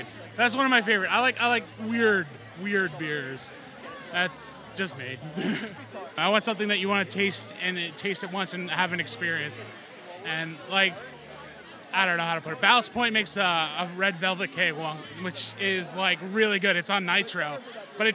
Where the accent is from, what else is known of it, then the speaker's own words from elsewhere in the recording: New York City, New York, United States; I was born in Glendale, Queens, right down the block from Finback Brewery